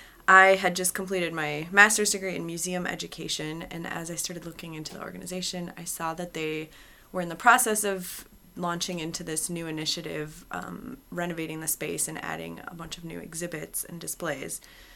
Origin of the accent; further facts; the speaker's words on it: Wisconsin, United States; So I'm originally from Wisconsin. I went to UW, but I moved out east for grad school